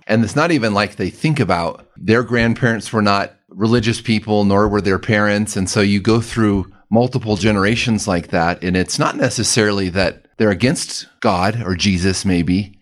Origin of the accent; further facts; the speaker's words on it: Denver, Colorado, United States; also born or lived in Alabama; I grew up here in Denver